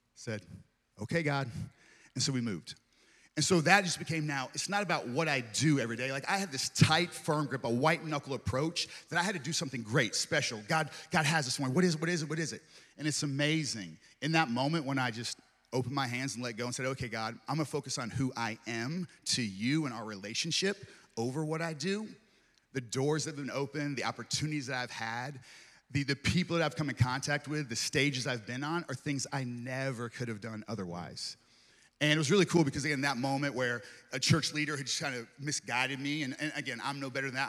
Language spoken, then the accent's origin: English; East Coast, United States; also born or lived in Tulsa, Oklahoma; now in Victoria, Texas, United States; not originally from Texas, grew up on the East Coast